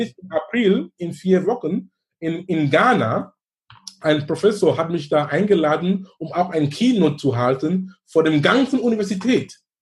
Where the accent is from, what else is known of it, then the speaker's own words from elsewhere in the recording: Cameroon; now in Germany; in Kamerun, wo ich herkomme